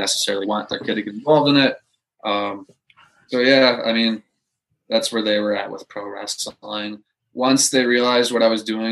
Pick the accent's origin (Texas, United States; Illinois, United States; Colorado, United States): Illinois, United States; West Dundee; moved away as an adult; also born or lived in Florida; I grew up in West Dundee, Illinois, at Chicago suburb.